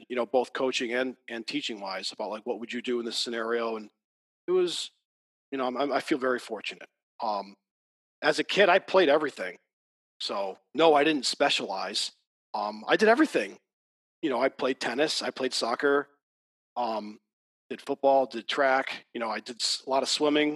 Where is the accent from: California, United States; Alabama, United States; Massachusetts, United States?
Massachusetts, United States; Adams; moved away as an adult; now in Sullivan County, United States; I grew up in Massachusetts